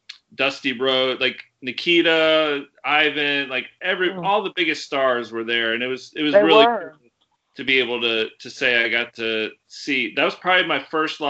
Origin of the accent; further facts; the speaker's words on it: Virginia Beach, Virginia, United States; I grew up in Virginia Beach